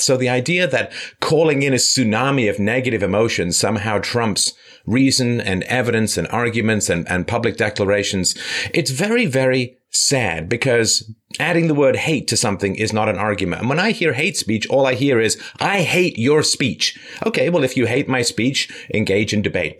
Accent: London, United Kingdom; I grew up in London

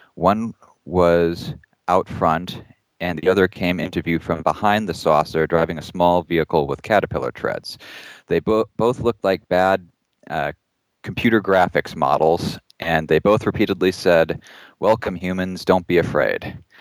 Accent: Ohio, United States; where I grew up in Ohio

